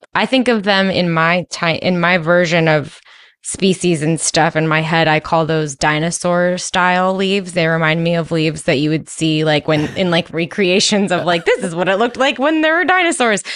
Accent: East Coast, United States; I'm from the East Coast

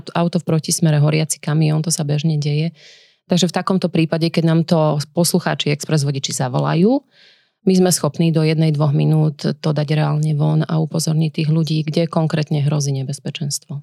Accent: Nitra, Nitra Region, Slovakia; v Nitre, odkiaľ pochádzam

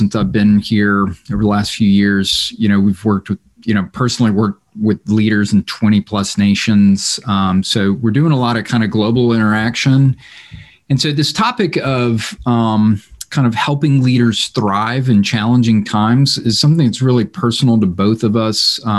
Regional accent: United States; I'm zany American

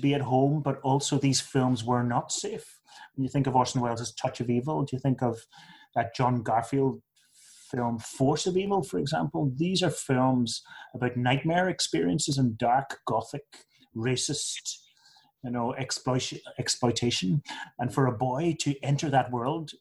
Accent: Northern Ireland, United Kingdom; also born or lived in England; I was born in England, but we only lived there for 2 months, and so my whole everything of my upbringing was Northern Ireland

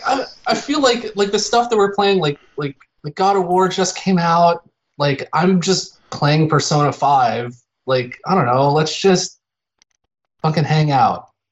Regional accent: Phoenix, Arizona, United States; I grew up in Phoenix

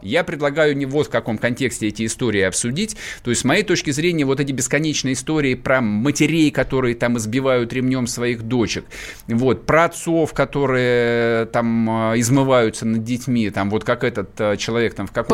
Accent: Vladimir Oblast, Russia; moved away; Я вырос во Владимирской области.

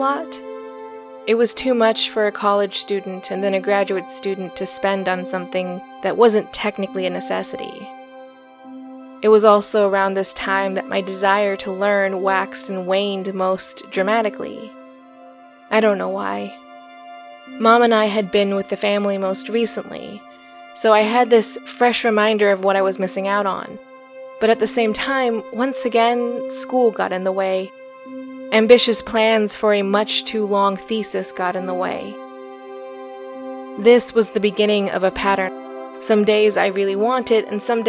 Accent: American Southwest, United States; I grew up in the American Southwest

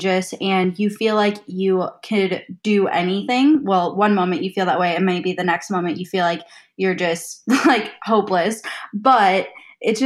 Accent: Minnesota, United States; I'm from Minnesota

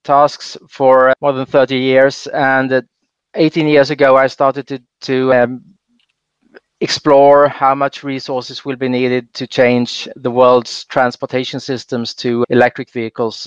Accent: Sweden; I grew up in Sweden

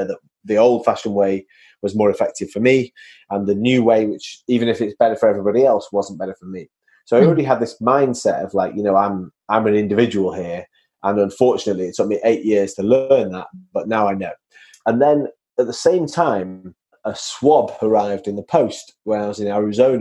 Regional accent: Manchester, North West England, United Kingdom; So I'm from Manchester, as your listeners can hear from my accent

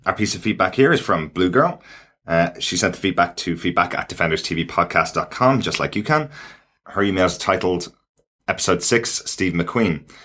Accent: Ireland; as an Irish person

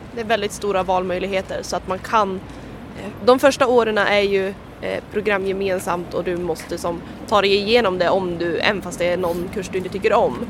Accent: Örnsköldsvik, Västernorrland County, Sweden; moved away as an adult; now in Umeå, Sweden; kommer ursprungligen från Örnsköldsvik och pluggar då i Umeå.

